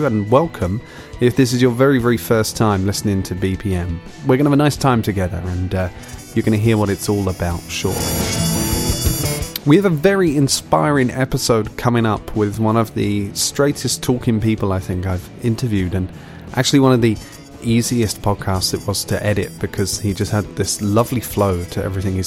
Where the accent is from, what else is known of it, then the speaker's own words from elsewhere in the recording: United Kingdom; I am British.